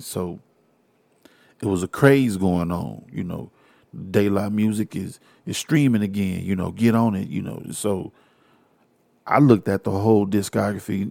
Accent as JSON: {"language": "English", "town": "Houston", "region": "Texas", "country": "United States", "said": "I am from Houston. I'm a Houstonian."}